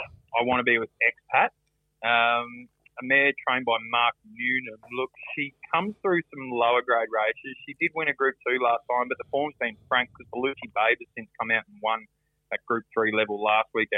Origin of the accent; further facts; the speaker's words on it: Redcliffe, Queensland, Australia; I grew up on the hill at Redcliffe.